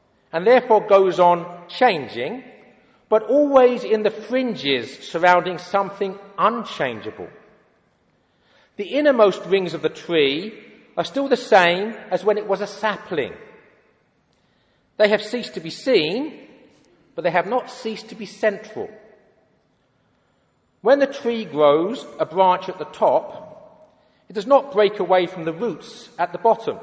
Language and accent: English; London, United Kingdom; I was brought up in London